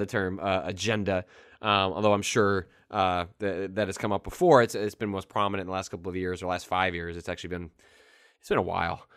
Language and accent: English; Northwest suburbs of Chicago, Illinois, United States; moved away as an adult; also born or lived in San Francisco; the Daily Herald, which is the Northwest suburbs uh, of Chicago local paper